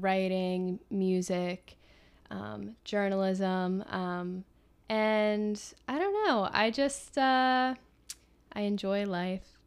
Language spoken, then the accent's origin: English; Philadelphia, Pennsylvania, United States; I'm from Philly